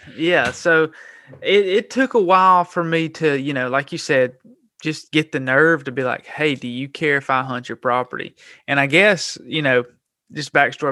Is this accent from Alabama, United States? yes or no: yes; Gadsden, Alabama, United States; I was born and raised in Gadsden, Alabama